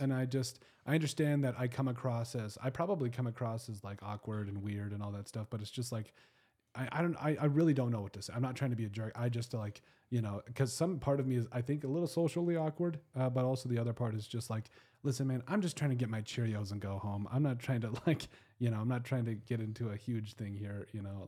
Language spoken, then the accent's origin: English; Custer, South Dakota, United States; I was from Custer